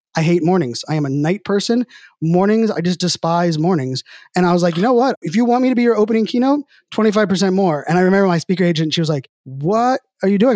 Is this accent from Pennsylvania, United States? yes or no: yes; Pittsburgh, Pennsylvania, United States; I'm from Pittsburgh